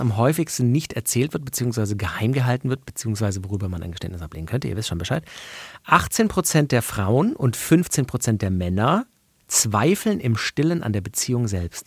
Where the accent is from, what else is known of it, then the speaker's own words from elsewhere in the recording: Swabia, Germany; ich bin geborener Schwabe